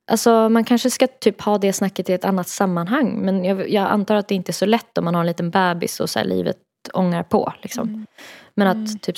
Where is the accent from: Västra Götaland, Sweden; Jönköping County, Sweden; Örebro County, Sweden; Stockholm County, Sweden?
Stockholm County, Sweden; Stockholm; Jag är från Stockholm och han är från Uppsala.